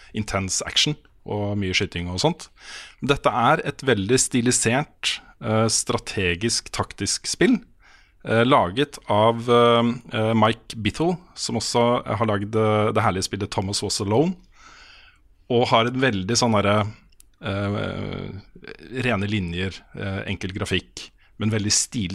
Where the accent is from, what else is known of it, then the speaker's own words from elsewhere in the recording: Østfold, Norway; Jeg kommer fra Østfold